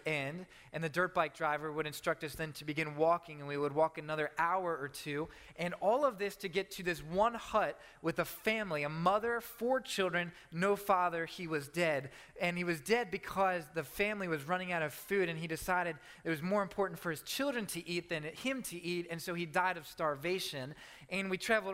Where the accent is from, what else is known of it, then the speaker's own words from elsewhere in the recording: Maryland, United States; my home in Maryland, my hometown in Maryland